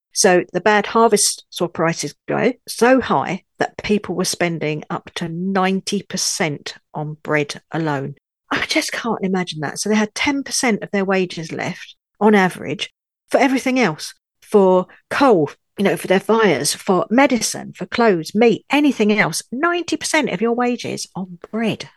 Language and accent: English; London, United Kingdom; also born or lived in Seven Valleys, France; now in France; I'm a Brit, a Londoner, as you can probably tell from my accent, but I now live in France